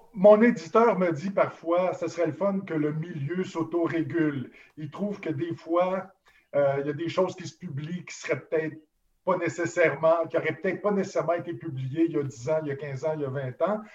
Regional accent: Montreal, Quebec, Canada; je suis allé me promener dans Verdun, qui est ma ville natale

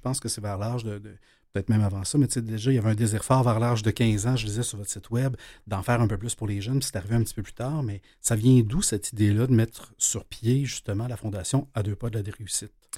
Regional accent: L'Épiphanie, Quebec, Canada; j'ai grandi dans la Naudière, à l'Épiphanie.

